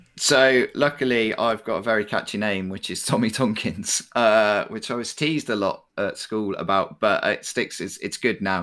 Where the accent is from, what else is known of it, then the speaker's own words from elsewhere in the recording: United Kingdom; we're, we're particularly British